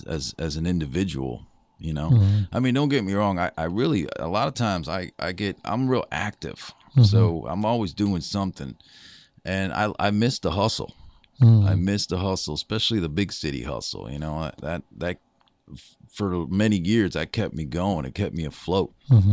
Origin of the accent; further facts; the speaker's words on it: Minneapolis, Minnesota, United States; also born or lived in New York City; Yeah, I grew up in the Twin Cities, Minneapolis, St. Paul.